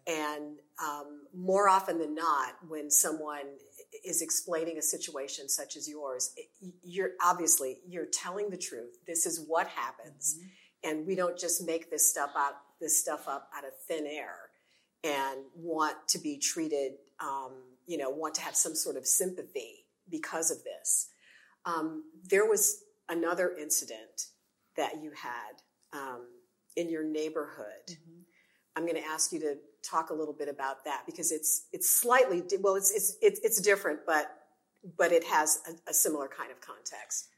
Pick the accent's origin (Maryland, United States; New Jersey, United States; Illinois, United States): Illinois, United States; Chicago; now in Houston, United States; I grew up in Chicago